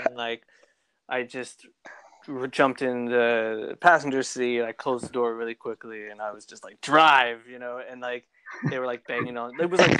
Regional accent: Canada; accent: Canadian; also born or lived in Los Angeles; my Canadian accent

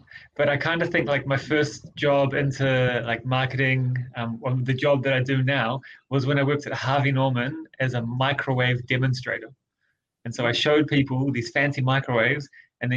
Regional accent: Rotorua, Bay of Plenty, New Zealand; a startup business in Rotorua, in my hometown

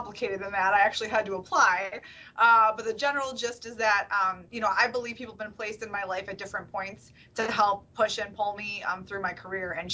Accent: Detroit, Michigan, United States; moved away as an adult; now in New York, United States; Growing up in Detroit

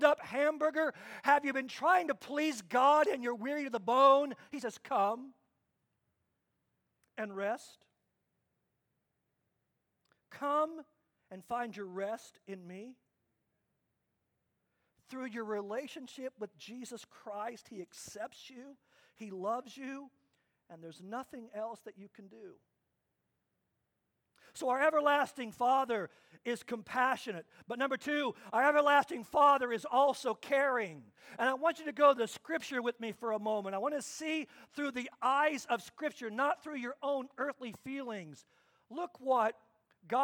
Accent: Kansas, United States; I grew up in Kansas, and my dad was a strong disciplinarian.

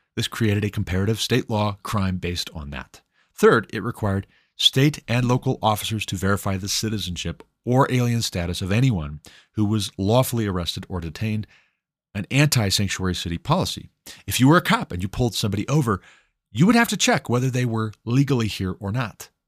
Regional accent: Montana, United States; Greg Gianforte, governor of my home state, Montana

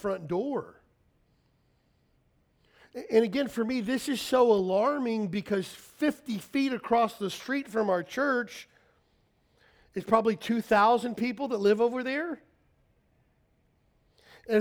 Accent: Kentucky, United States; now in Honolulu, United States; I grew up in Kentucky

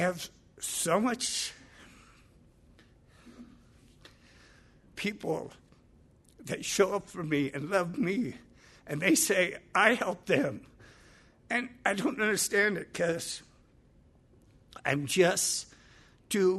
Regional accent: Los Angeles, California, United States; Growing up in the Palisades

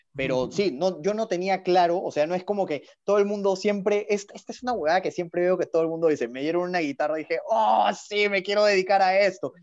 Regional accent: Peru; como buen, buen peruano

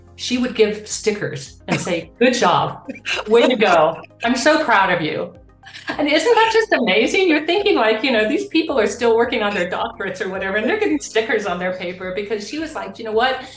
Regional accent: Kansas, United States; I grew up in Kansas

